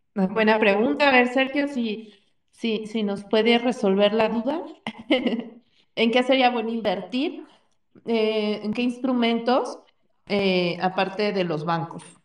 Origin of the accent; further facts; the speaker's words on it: Mexico; como mexicanos